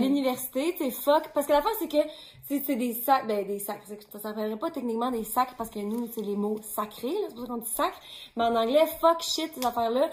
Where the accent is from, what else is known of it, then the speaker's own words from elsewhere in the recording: Quebec City, Quebec, Canada; now in Montreal, Canada; je viens de Québec